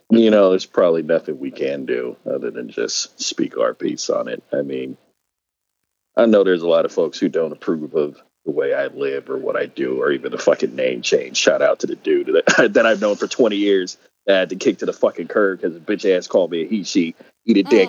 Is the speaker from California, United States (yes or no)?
yes; California, United States; moved away; my home state is expensive as fuck